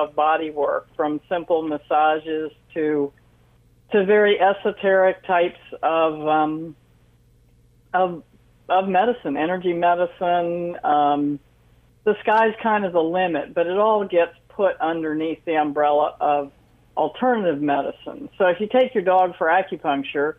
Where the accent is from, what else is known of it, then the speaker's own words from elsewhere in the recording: Washington, District of Columbia, United States; I was actually born and raised in Washington, D.C.